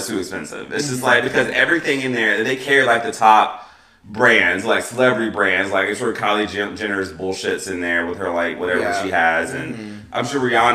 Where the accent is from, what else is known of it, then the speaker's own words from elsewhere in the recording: United States; we're American